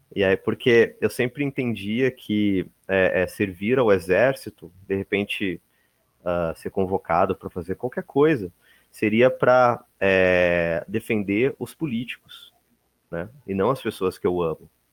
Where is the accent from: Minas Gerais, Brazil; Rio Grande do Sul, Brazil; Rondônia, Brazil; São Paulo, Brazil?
Rio Grande do Sul, Brazil; Porto Alegre; eu sou de Porto Alegre, Rio Grande do Sul